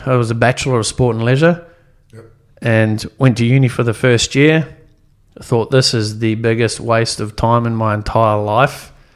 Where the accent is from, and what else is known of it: New Zealand; born or raised there; also born or lived in Sydney, Australia / Gosford, Australia; now in Gold Coast, Australia